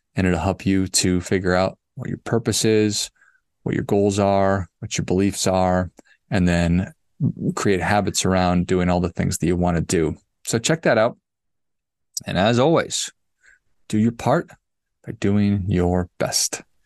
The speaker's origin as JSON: {"language": "English", "town": "Duluth", "region": "Minnesota", "country": "United States", "tie": "born or raised there", "said": "I grew up in Duluth"}